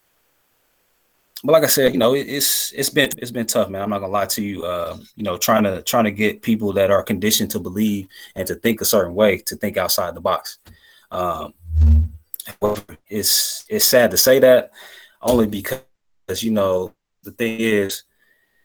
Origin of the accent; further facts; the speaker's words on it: Central California, United States; I grew up in Central California, in the 90s.